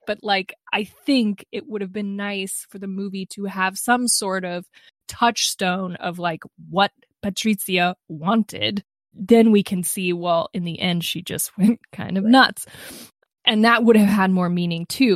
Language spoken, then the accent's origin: English; United States; I'm an American